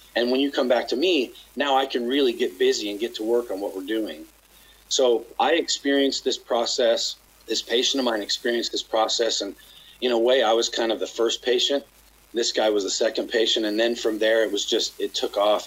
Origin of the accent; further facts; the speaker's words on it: Utah, United States; now in Los Angeles, United States; I grew up in Utah